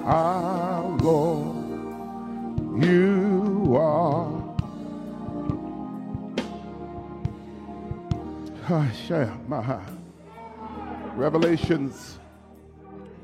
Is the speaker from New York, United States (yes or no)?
yes; New York City, New York, United States; I'm from the Bronx